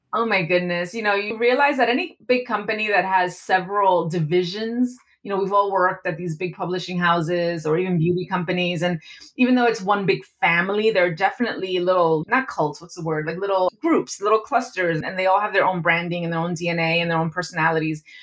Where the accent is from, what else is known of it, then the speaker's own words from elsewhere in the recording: New York City, New York, United States; I was 14 years old, and I was growing up in New York City